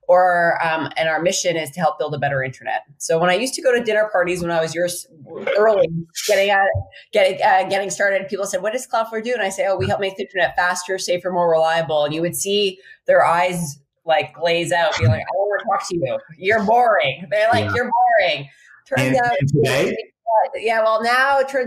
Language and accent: English; Saskatchewan, Canada; moved away as an adult; also born or lived in Boston; now in San Francisco, United States; I grew up in Saskatchewan, but I traded the wheat fields and the Northern Stars, or Northern Lights, excuse me, for the bridge. So I'm in San Francisco today